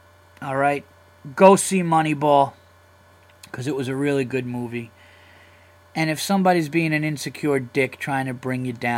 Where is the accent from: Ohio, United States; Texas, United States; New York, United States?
New York, United States; I am a comedian from New York.